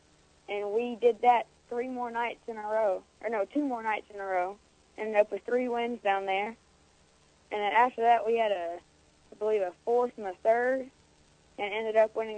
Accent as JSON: {"language": "English", "town": "Brentwood", "region": "Tennessee", "country": "United States", "said": "Brentwood, Tennessee."}